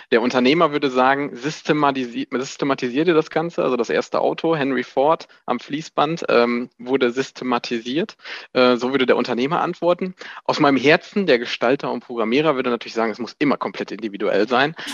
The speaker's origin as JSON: {"language": "German", "town": "Epe", "region": "North Rhine-Westphalia", "country": "Germany", "lives_now": "Gescher, Germany", "said": "29 Jahre jung. Ich komme ursprünglich aus Epe, äh, die Liebe hat mich nach Gescher hingezogen."}